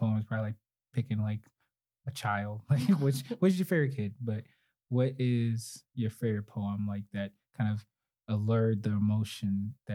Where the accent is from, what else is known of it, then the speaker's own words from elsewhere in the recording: New York City, New York, United States; moved away; also born or lived in Ohio; I'm from Brooklyn originally